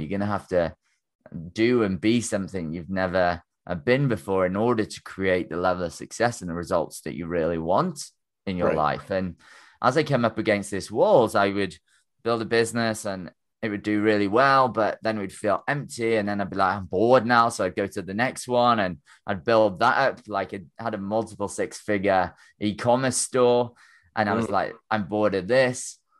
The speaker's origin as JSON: {"language": "English", "region": "Wales", "country": "United Kingdom", "tie": "born or raised there", "moved": "as an adult", "said": "my small country village that I grew up in North Wales here in the UK."}